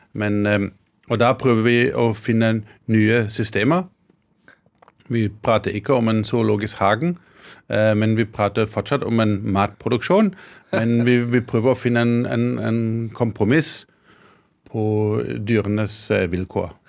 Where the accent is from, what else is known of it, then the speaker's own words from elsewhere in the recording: Karlsruhe, Baden-Württemberg, Germany; Norwegian is a second language; moved away as an adult; also born or lived in Scotland; now in Hedmark, Norway; jeg er født og vokst opp i Tyskland.